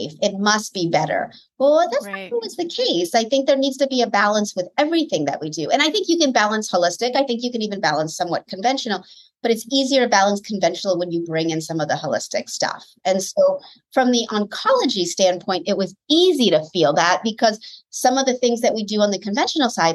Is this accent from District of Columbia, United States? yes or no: yes; Washington, District of Columbia, United States; moved away as an adult; also born or lived in Connecticut; now in Southern California, United States; I'm from the East Coast, born and raised in Washington, D.C. area.